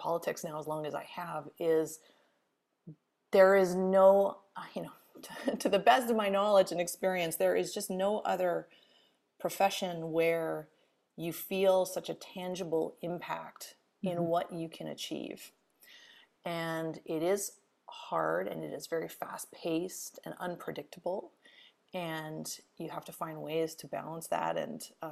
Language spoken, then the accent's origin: English; Edmonton, Alberta, Canada; moved away as an adult; also born or lived in British Columbia; now in Ontario, Canada; I'm originally from Edmonton, Alberta, spent a lot of time in Alberta and BC growing up, but moved to Ontario for school and stayed for, you know, gosh, now almost 20